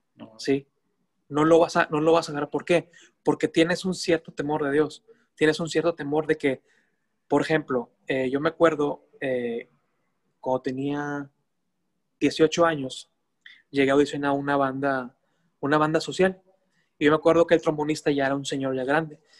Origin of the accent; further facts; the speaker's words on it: Mexico; mi vida, mi tierra, mi esencia